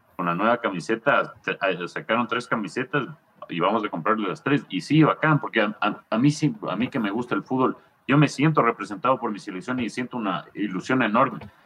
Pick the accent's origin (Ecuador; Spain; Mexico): Ecuador